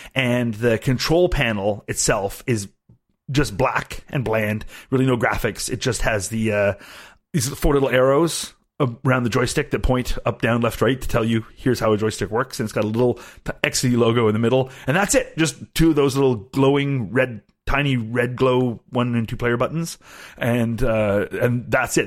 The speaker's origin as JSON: {"language": "English", "country": "Canada", "said": "I am Canadian"}